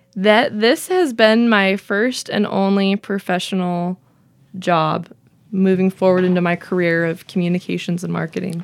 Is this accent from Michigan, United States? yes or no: no; Vale, Oregon, United States; moved away as an adult; also born or lived in Portland, Oregon / Corona, California / Las Vegas, Nevada / Idaho; now in Pendleton, United States; I tell everyone I'm from Vail, Oregon